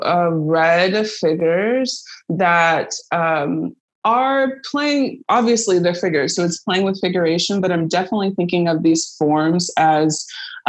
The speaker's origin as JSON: {"language": "English", "town": "Pasadena", "region": "California", "country": "United States", "also_born_or_lived": "Chicago", "moved": "as an adult", "said": "I'm originally from Pasadena, California"}